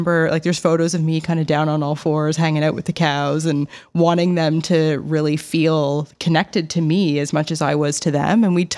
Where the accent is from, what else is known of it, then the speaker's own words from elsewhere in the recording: Nova Scotia, Canada; I grew up in the Annapolis Valley in a very rural community. I just called it a road more than anything.